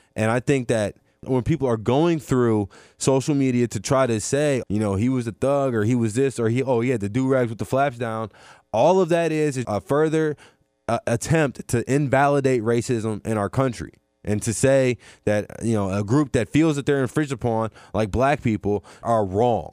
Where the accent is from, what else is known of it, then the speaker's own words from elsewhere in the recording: Mandeville, Louisiana, United States; I'm from Mandeville, Louisiana